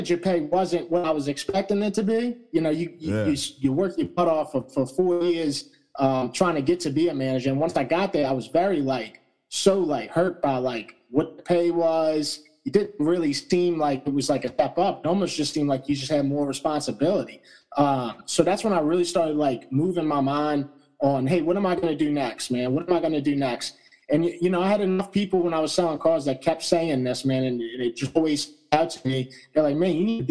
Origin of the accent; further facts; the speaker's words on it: St. Bernard Parish, Louisiana, United States; being from St. Bernard Parish